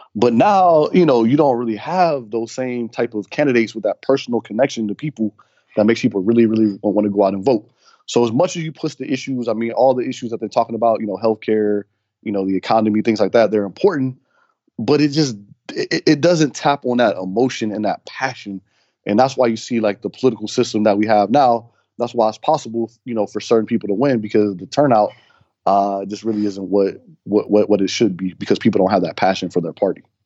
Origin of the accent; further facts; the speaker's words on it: Cincinnati, Ohio, United States; moved away; I'm from, originally from Cincinnati, so I feel like I'm back home